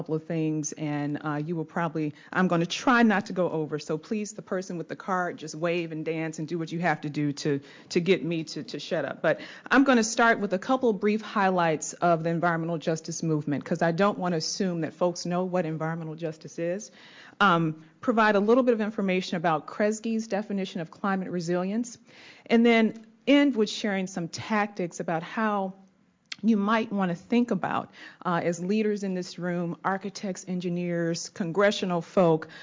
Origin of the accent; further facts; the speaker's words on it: Detroit, Michigan, United States; grew up in Detroit, Michigan